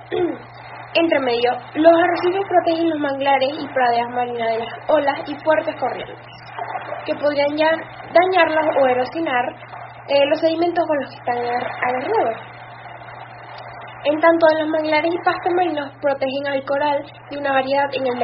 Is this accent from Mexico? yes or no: no; Chile; soy una científica chilena que dedica su tiempo a la investigación de los arrecifes de coral